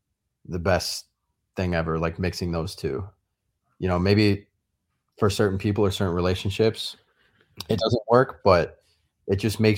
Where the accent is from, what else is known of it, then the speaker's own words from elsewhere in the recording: Vernon Hills, Illinois, United States; I grew up kind of near Jason in a suburb of Chicago called Vernon Hills and lived there my whole life.